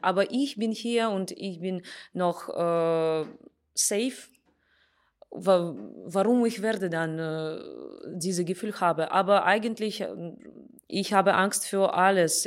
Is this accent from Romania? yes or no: no; Russia; first language Russian; German is a second language; now in Salzburg, Austria; ich bin aus Russland